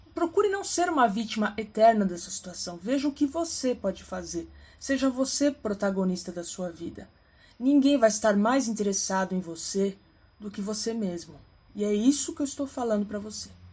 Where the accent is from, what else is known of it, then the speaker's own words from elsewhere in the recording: São Paulo, Brazil; sou paulistana, que estou aqui na, na capital, de São Paulo